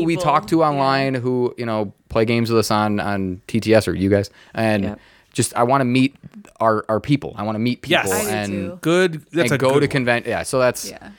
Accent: Redford, Michigan, United States; born or raised there

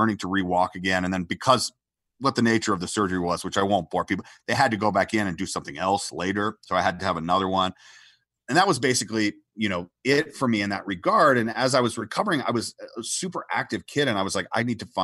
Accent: Atlanta, Georgia, United States; moved away as an adult; I came from Atlanta, Georgia. I was born in Atlanta, Georgia

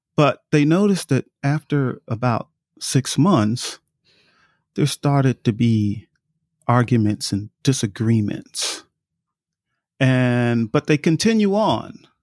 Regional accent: New York, United States; I grew up in New York

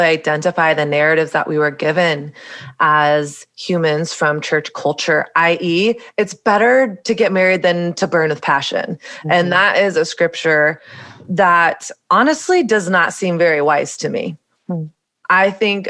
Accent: the South, Southern United States, United States; moved away as an adult; now in New York City, United States; growing up in Southern evangelical Bible Belt culture

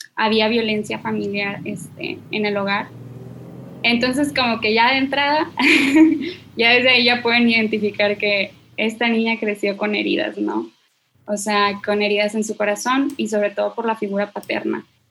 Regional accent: Monterrey, Nuevo León, Mexico; soy de Monterrey, Nuevo León.

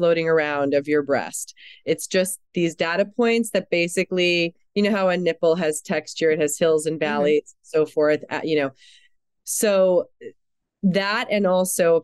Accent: New York City, New York, United States; also born or lived in Germany; I'm was born in Europe. I'm still a German citizen. I was raised in New York City

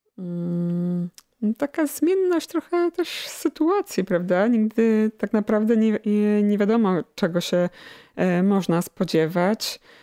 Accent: Chełmiec, Lesser Poland, Poland; moved away as an adult; also born or lived in Kraków; now in Radków, Poland; wychowałam się w, pod Nowym Sączem w Chemcu

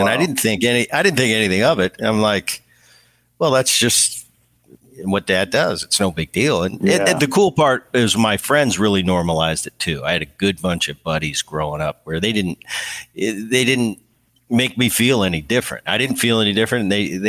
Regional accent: Seattle, Washington, United States; I was out after a game in Seattle in my hometown

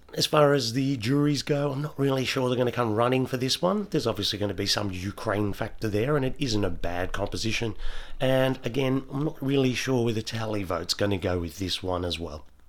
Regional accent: Australia; as Aussie fans

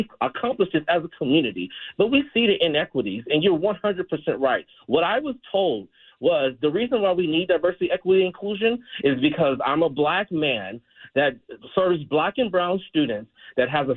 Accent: Los Angeles, California, United States; I'm from South LA. I was in and out of foster care.

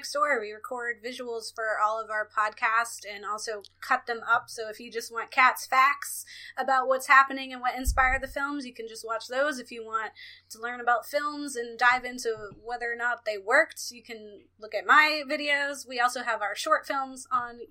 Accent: Philadelphia, Pennsylvania, United States; I'm a vegan from Philadelphia

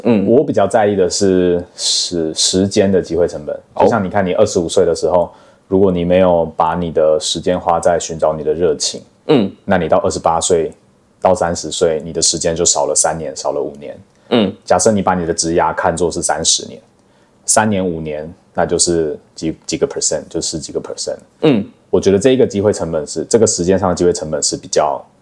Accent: Taiwan; 只有我一个台湾人

